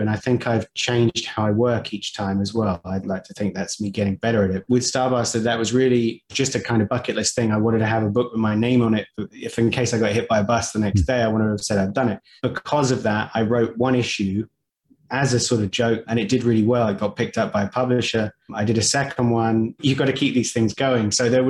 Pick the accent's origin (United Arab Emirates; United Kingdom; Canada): United Arab Emirates; Dubai; Growing up in Dubai, like I it's a very multicultural place.